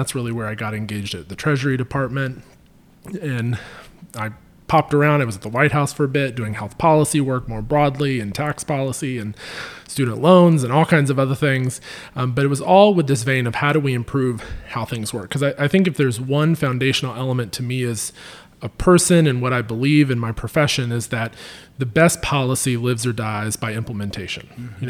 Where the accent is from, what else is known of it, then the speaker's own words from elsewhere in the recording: Wilmington, North Carolina, United States; My mother would have loved for me to go to UNC Wilmington and go from home